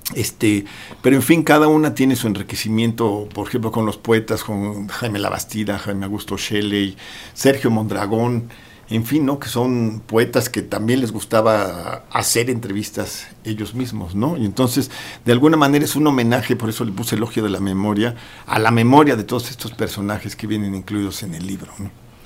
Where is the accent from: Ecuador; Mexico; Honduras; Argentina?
Mexico; Cuernavaca, Morelos; moved away; Yo soy de Cuernavaca